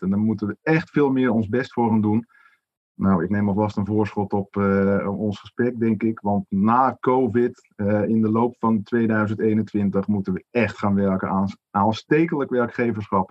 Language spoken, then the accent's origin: Dutch; Netherlands; wij als Nederlanders